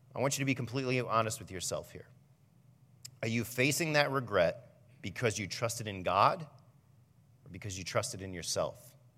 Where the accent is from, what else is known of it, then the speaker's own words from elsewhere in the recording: Fremont, United States; I grew up in Fremont